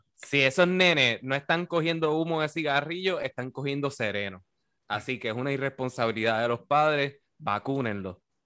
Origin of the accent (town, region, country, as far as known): Puerto Rico